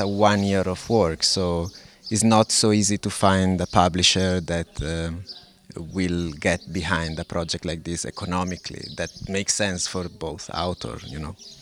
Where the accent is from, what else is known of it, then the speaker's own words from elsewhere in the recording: Lodi, Lombardy, Italy; English is a second language; moved away as an adult; now in Porto, Portugal; I was born in Lodi in northern Italy, mm-hmm. although I haven't been living in Italy for uh, I think 17 years. Uh, I'm currently living in Porto